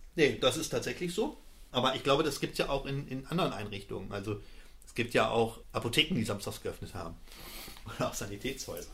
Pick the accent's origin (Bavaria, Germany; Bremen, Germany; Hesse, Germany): Hesse, Germany; Bad Karlshafen; also born or lived in Schalke (Gelsenkirchen), North Rhine-Westphalia / Kassel; Ich bin in dem ja, schönen Bad Karlshafen groß geworden